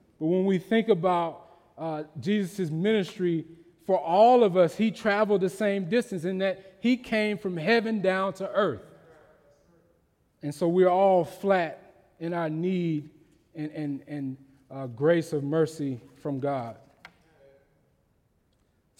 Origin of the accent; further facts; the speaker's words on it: Mississippi, United States; growing up in Mississippi